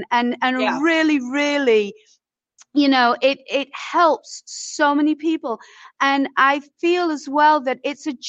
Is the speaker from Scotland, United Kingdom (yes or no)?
no; Leeds, Yorkshire and the Humber, United Kingdom; moved away as an adult; also born or lived in Isle of Wight; now in United States; I was raised in Yorkshire, in Leeds in Yorkshire